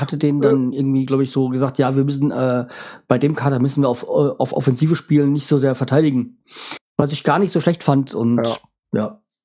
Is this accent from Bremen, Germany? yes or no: yes; Bremen, Germany; als Bremer